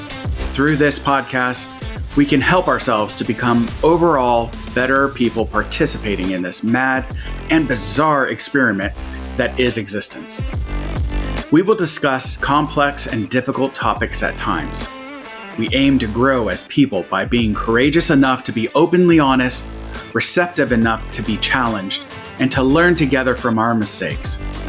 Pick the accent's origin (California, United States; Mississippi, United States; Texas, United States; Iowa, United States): Iowa, United States; Like, I'm from Iowa, and like, that's not how you eat corn.